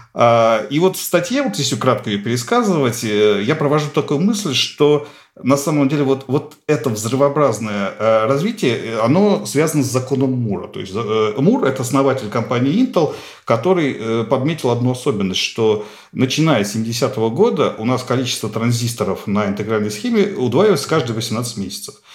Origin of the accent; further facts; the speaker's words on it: Nizhny Novgorod, Nizhny Novgorod Oblast, Russia; Нижний Новгород, откуда я родом